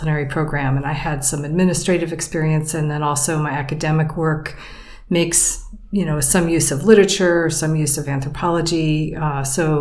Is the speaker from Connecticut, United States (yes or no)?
no; Pennsylvania, United States; moved away as an adult; I grew up in Pennsylvania on Lake Erie